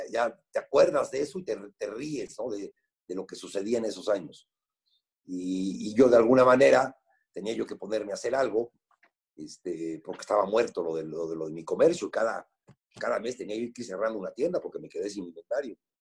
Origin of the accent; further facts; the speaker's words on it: Puebla, Mexico; yo nací en Puebla, tengo 61 años. Mi papá fue como por el 63, 64, fue accionista de Puebla con dos acciones